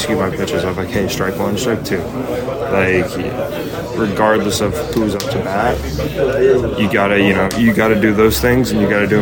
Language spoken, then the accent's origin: English; Illinois, United States; growing up in Illinois